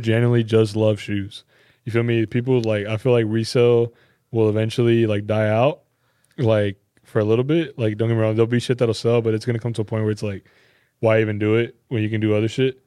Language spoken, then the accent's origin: English; California, United States; moved away; growing up in Cali